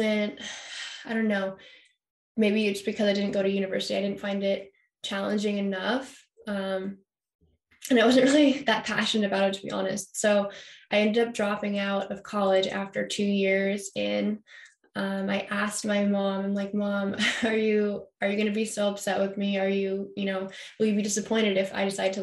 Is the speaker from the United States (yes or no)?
yes; Carmel, California, United States; also born or lived in Massachusetts; As a young kid, I grew up in Massachusetts, actually. And I moved out to California when I was about six. I moved to Carmel, small little beach town up north